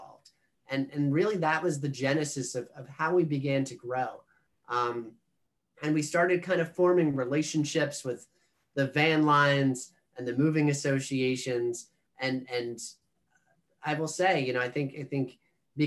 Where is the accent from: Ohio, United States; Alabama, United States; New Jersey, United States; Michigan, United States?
New Jersey, United States; Monmouth County; I'm from Monmouth County, New Jersey